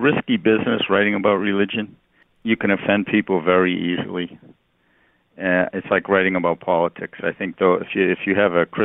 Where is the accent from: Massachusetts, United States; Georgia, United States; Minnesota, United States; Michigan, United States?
Massachusetts, United States; outside of Boston; moved away; I grew up right outside of Boston, like at the end of the subway line